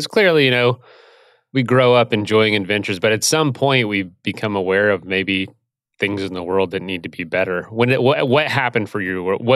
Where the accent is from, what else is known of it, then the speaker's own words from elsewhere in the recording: Ithaca, New York, United States; actually quite a bit easier after uh, growing up in Ithaca.